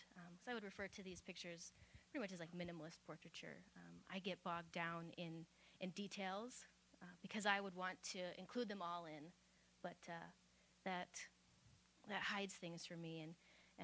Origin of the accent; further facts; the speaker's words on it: Midwest, United States; I'm a Midwesterner